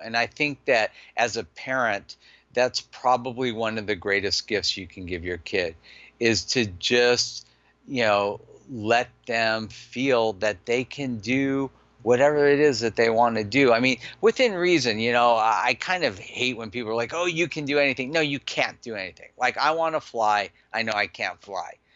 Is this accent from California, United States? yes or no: yes; Los Angeles, California, United States; I grew up in Granada Hills.